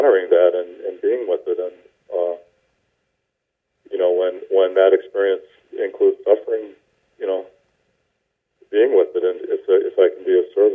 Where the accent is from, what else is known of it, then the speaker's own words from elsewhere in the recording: the American South, United States; I grew up in the American South